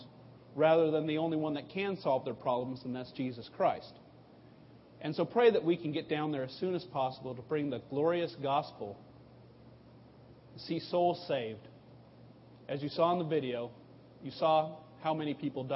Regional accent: Southern California, United States; now in Texas, United States; I grew up in Southern California

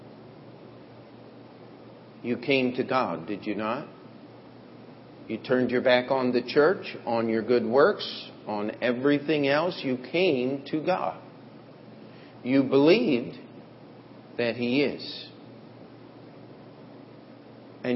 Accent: United States; as Americans

